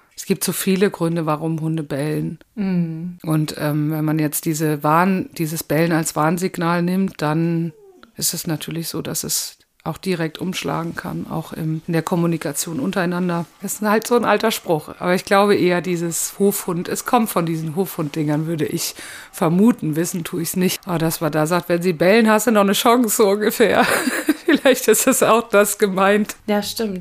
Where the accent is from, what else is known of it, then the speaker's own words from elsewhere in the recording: Haiger, Hesse, Germany; weil das Büro damals noch in Haiger war und das ist ja mein Ort, wo ich herkomme